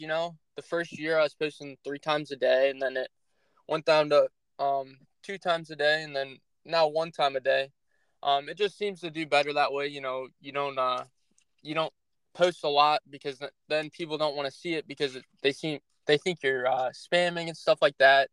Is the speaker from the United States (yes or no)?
yes; Northeast Ohio, United States; I'm from Northeast Ohio